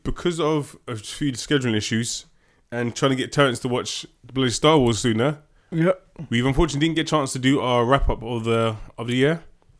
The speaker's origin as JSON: {"language": "English", "country": "United Kingdom", "said": "we're British, mate. We're British, innit?"}